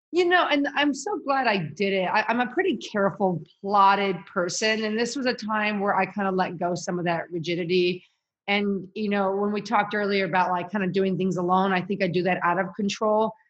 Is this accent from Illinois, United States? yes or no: yes; Chicago, Illinois, United States; moved away as an adult; also born or lived in Kansas; I'm from Chicago, went to school at University of Kansas